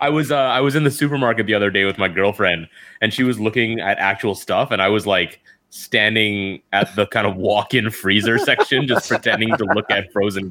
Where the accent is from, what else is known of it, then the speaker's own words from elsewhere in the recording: Canada; now in Hong Kong; since I'm Canadian